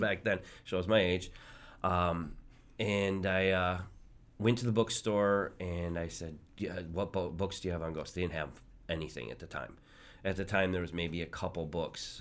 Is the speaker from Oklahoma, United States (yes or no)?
no; just north of Detroit, Michigan, United States; I grew up just north of Detroit